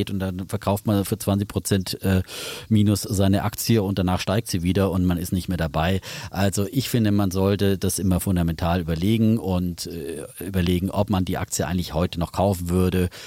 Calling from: Schwalbach, Hesse, Germany

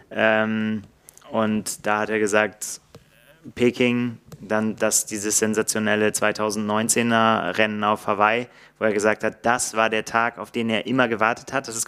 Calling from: Heidelberg, Baden-Württemberg, Germany; ich komme aus Heidelberg

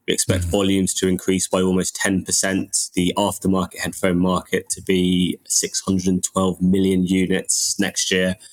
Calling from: London, United Kingdom; I'm joining from London.

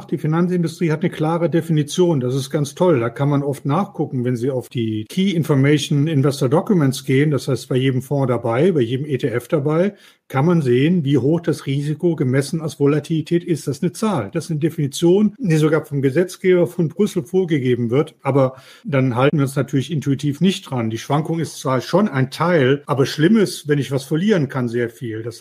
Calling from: Mannheim, Baden-Württemberg, Germany; Ich äh, bin aus Mannheim zugeschaltet, bin schon ganz aufgeregt auf die Fragen

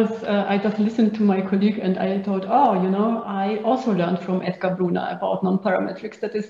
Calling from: Innsbruck, Tyrol, Austria; I'm joining from Innsbruck in Austria, and it's snowing.

